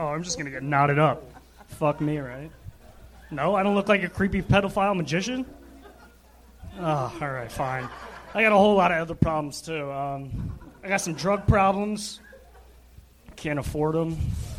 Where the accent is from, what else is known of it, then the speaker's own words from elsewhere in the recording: Atlanta, Georgia, United States; Yeah, it just, I mean, I grew up in Atlanta, but I'm from all over the place. I guess that's the South, dog.